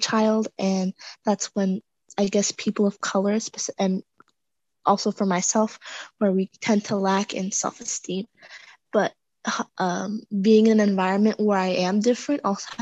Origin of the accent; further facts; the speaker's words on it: Oklahoma, United States; I'm from Oklahoma